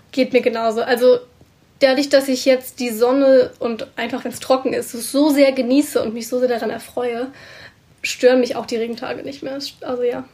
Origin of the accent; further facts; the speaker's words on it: Germany; moved away as an adult; now in Scotland, United Kingdom; mich als Deutsche